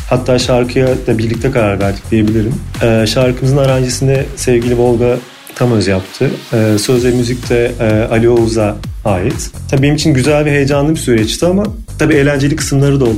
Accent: İzmir, Turkey; 1987 İzmir doğumluyum.

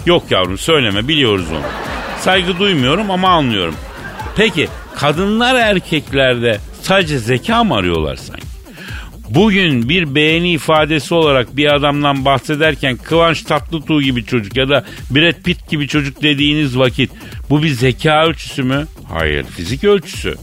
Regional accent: Turkey; Ben Türk'üm

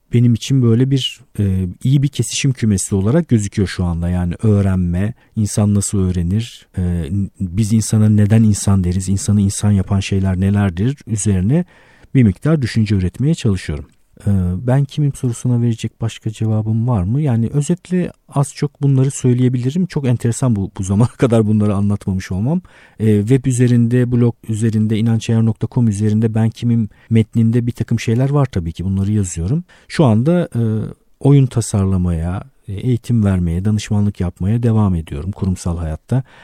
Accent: Istanbul, Turkey; bin dokuz yüz yetmiş bir İstanbul doğumluyum

